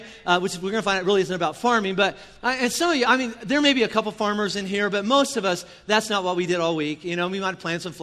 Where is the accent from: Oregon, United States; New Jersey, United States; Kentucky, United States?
Kentucky, United States; I'm from Kentucky.